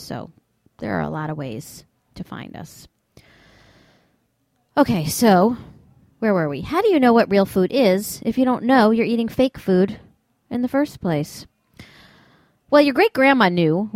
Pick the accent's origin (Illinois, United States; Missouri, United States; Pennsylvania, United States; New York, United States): New York, United States; New York City; my hometown of New York City